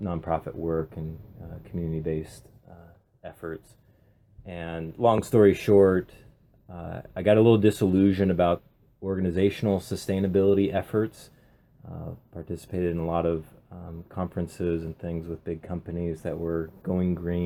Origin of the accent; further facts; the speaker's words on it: Pacific Northwest, United States; being born and raised in the Pacific Northwest